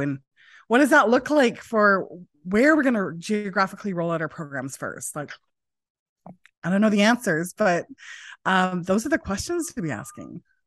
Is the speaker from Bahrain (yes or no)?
no; Prince George, British Columbia, Canada; now in Vancouver, Canada; Was born here in Vancouver, but I grew up in Prince George